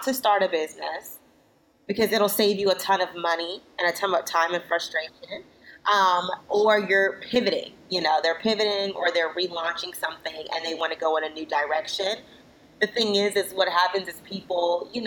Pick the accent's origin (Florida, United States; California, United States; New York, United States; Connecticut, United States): Florida, United States; now in Washington, D.C., United States; I'm originally from Florida. I live in the D.C. area now